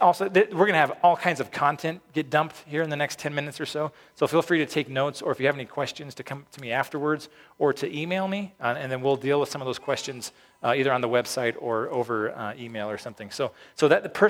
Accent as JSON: {"language": "English", "town": "Peyton", "region": "Colorado", "country": "United States", "tie": "born or raised there", "said": "when I was growing up in Peyton, Falcon didn't exist"}